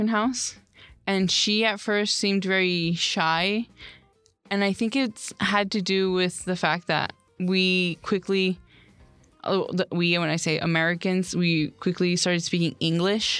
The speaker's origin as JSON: {"language": "English", "country": "United States"}